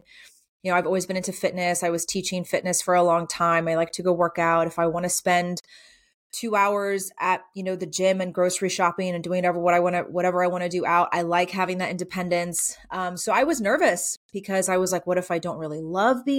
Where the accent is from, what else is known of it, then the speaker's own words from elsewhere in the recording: South Georgia, United States; also born or lived in San Francisco / Virginia; now in Middle Tennessee, United States; I grew up in South Georgia, so not too far away from here.